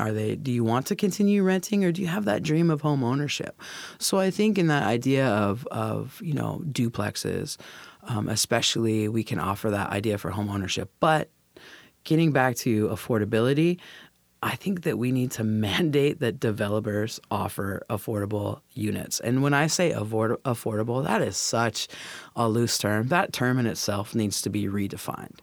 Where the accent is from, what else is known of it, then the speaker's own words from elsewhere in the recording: Federal Way, Washington, United States; now in Tacoma, United States; I was born and raised in Federal Way, right on the other side of the Northeast Tacoma border